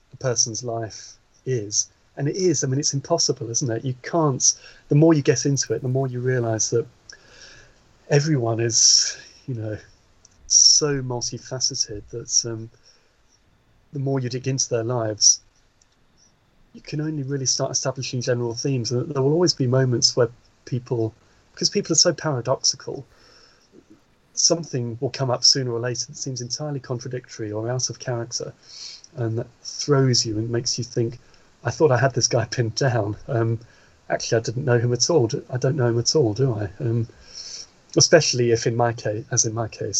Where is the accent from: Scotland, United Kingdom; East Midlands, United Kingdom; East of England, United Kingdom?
East of England, United Kingdom; Norfolk; also born or lived in East End of London; I was born in the East End of London, although grew up in Norfolk